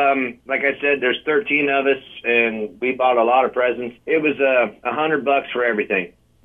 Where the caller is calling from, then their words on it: Bloomfield, Iowa, United States; Yeah, even further down in Bloomfield, Iowa, clear down by the Missouri border.